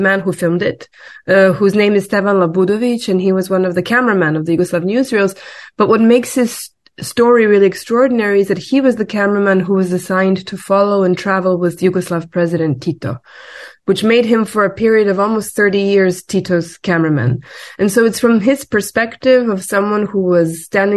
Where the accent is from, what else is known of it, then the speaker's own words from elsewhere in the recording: Belgrade, Serbia; I'm also from Belgrade, like you.